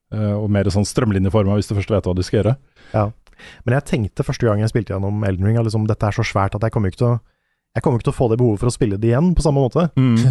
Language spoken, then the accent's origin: Norwegian; Norway; som nordmann